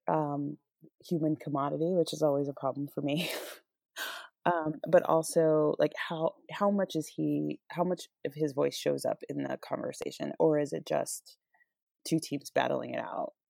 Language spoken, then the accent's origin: English; Albuquerque, New Mexico, United States; moved away as an adult; now in Portland, United States; I grew up in Albuquerque